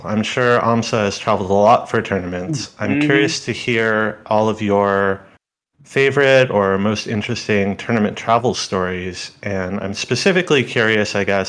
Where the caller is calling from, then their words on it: Oakland, California, United States; I'm calling in from Oakland, NorCal.